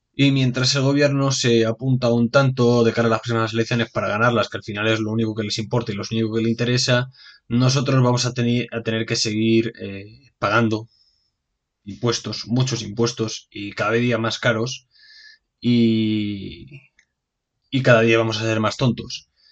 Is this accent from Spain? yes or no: yes; Spain; Así somos los españoles